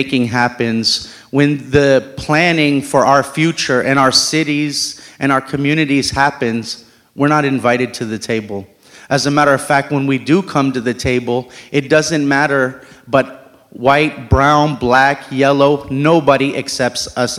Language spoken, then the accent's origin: English; United States; I was born and raised in America